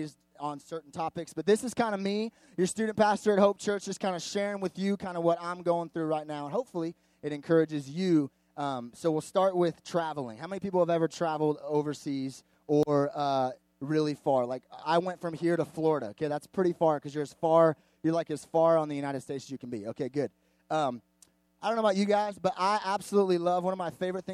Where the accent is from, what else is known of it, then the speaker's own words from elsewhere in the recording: Canada; I'm Canadian